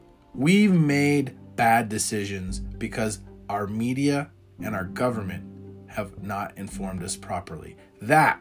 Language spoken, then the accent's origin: English; United States; we as American people